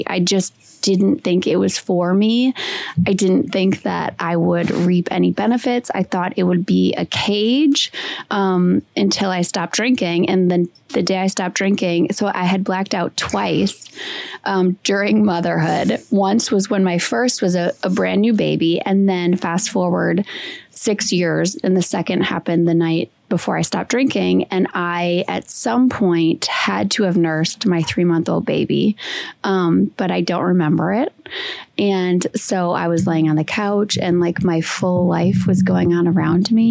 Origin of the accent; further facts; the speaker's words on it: Wisconsin, United States; I'm from Wisconsin